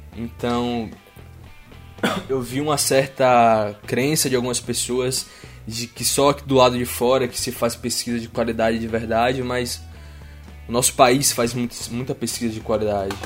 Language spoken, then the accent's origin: Portuguese; Feira de Santana, Bahia, Brazil; first language Portuguese; moved away as an adult; now in Düsseldorf, Germany; fiz iniciação científica ainda na minha cidade natal e direcionei meu segundo estágio lá no nosso, na nossa universidade em Feira de Santana